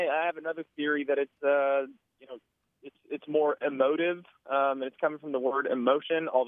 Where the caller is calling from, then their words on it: Bowling Green, Kentucky, United States; I'm calling from Bowling Green, Kentucky.